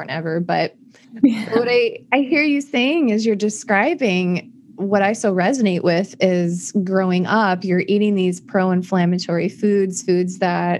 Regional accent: Iowa, United States; I'm from the Midwest also. And so from Iowa.

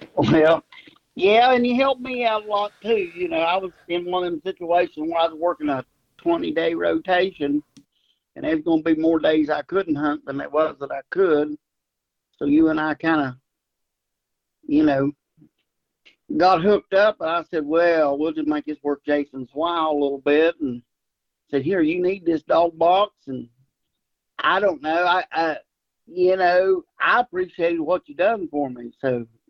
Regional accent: Ripley, West Virginia, United States; also born or lived in Charleston, West Virginia; I grew up right there around Ripley and uh, went to Ripley High School

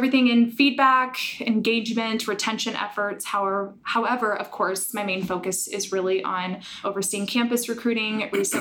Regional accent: Omaha, Nebraska, United States; born and raised in Omaha

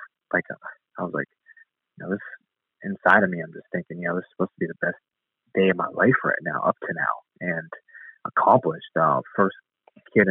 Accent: Youngstown, Ohio, United States; my hometown in Youngstown, Ohio

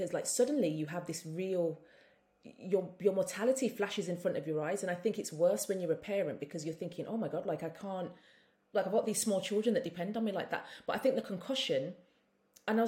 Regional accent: Birmingham, West Midlands, United Kingdom; also born or lived in London; now in St. Kitts, Saint Kitts and Nevis; being a Brummie

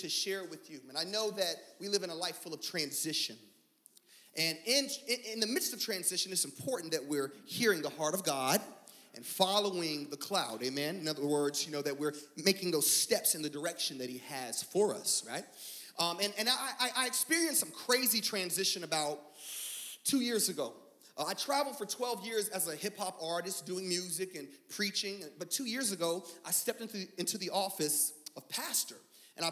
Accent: Fayetteville, North Carolina, United States; when I was a child, we attended this small little church in the backwoods of Fayetteville, North Carolina

